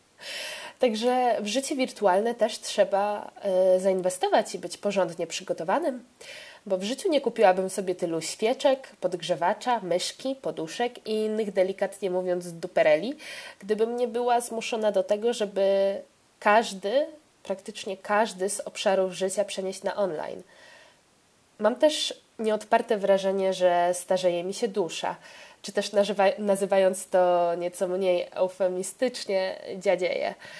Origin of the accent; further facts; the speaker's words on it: Poland; ja, z Polski.